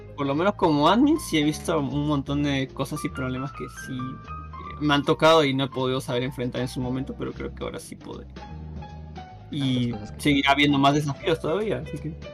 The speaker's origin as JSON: {"language": "Spanish", "country": "Peru"}